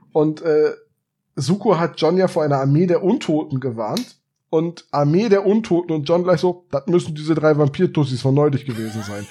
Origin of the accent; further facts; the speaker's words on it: Bremen, Germany; gebürtiger Bremer